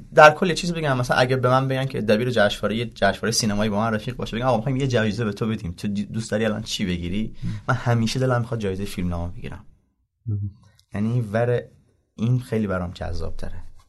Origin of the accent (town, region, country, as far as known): southern Iran, Iran; born or raised there